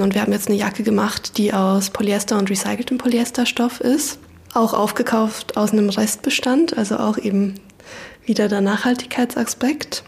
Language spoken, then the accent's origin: German; Basel, Basel-Stadt, Switzerland; moved away as an adult; now in Berlin, Germany; Ich komme aus Basel und bin nach Berlin gekommen, um zu studieren